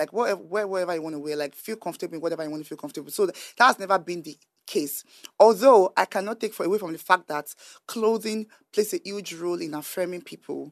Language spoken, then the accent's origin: English; Nigeria; growing up in Nigeria